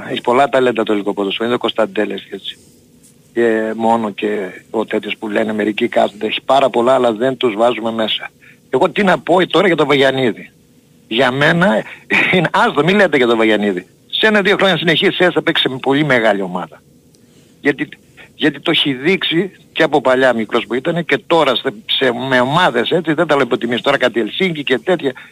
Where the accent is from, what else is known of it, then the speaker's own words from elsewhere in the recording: Germany; είμαι από Γερμανία